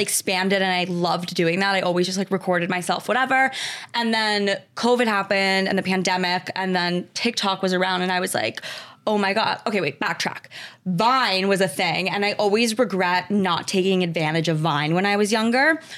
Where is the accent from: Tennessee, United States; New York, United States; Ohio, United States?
New York, United States; Westchester; Grew up in Westchester, New York